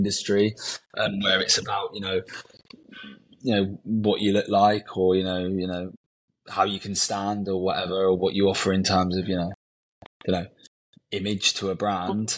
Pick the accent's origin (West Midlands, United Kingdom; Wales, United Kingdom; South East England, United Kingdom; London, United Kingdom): London, United Kingdom; I'm born and raised in Southwest London